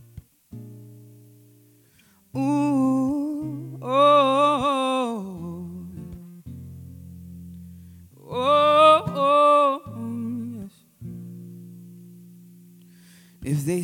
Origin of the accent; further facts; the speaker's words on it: Uganda; moved away as an adult; I'm from Uganda